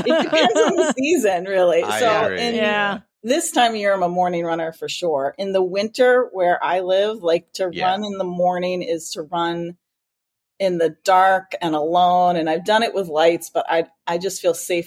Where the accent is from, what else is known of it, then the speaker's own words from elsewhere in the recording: New Hampshire, United States; I'm from New Hampshire, but teach in Massachusetts